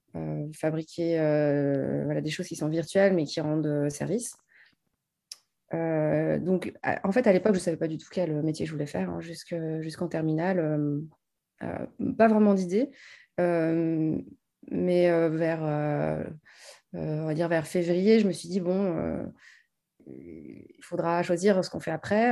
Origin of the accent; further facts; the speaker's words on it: France; now in Paris, France; j'ai grandi en province